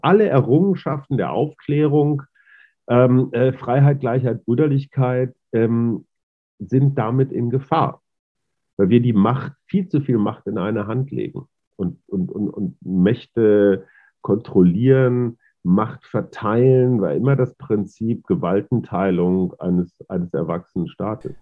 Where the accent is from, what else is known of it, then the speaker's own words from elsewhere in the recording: North Rhine-Westphalia, Germany; ich bin da als, als Westfale und alter weißer Mann, Boomer und Schallplattenspieler und VHS-Kassette groß geworden